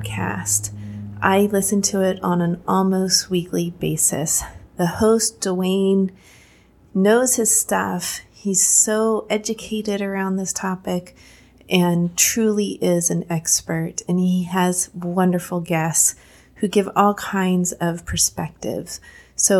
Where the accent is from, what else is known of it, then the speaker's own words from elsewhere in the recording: Texas, United States; I grew up in Texas, which for those of you who are not in the United States, is a very conservative state